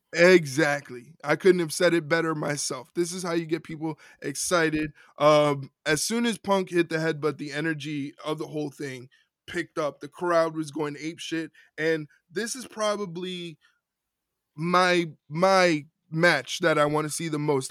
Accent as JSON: {"language": "English", "region": "New York", "country": "United States", "said": "As a New Yorker"}